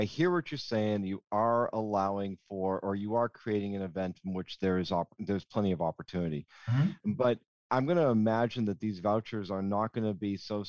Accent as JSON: {"language": "English", "town": "Boston", "region": "Massachusetts", "country": "United States", "said": "I'm Boston Irish"}